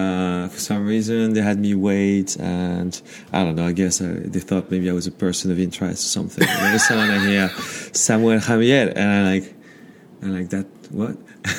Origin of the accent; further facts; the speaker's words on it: Brittany, France; moved away as an adult; also born or lived in Paris, France / South Korea; now in New York, United States; I grew up in France. Okay. In northwestern France.